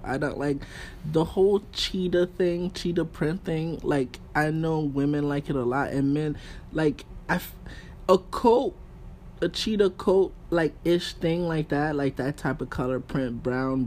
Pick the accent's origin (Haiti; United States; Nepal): Haiti; accent: Haitian; I'm Haitian. My accent come out sometimes